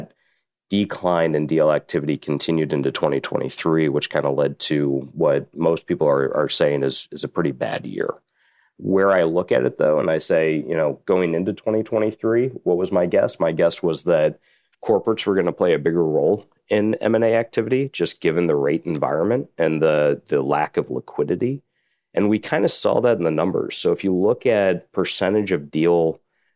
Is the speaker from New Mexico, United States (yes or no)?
no; Indiana, United States; also born or lived in New York City; now in Chicago, United States; I'm from the Midwest, a Midwestern guy, born and raised in Indiana, been in Chicago now for about 5 or 6 years practicing M&A